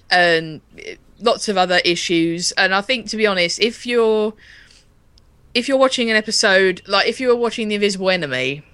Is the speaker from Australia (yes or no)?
no; United Kingdom; as British people, as we were brought up watching it